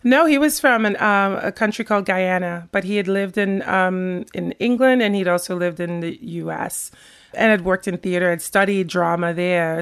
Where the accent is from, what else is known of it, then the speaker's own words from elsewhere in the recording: Sint Maarten; moved away as an adult; also born or lived in Rotterdam, Netherlands; now in Jersey City, United States; I grew up on the Dutch side of Saint Martin.